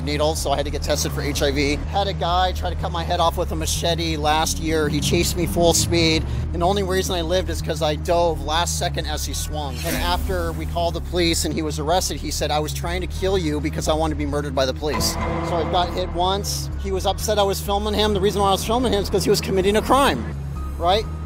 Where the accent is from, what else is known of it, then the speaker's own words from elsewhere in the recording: Portland, Oregon, United States; I'm born and raised in Portland, Oregon